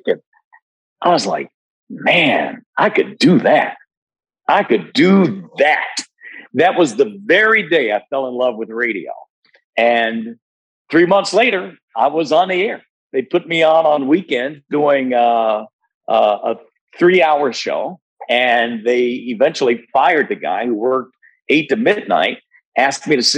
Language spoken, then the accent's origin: English; Detroit, Michigan, United States; I grew up in Detroit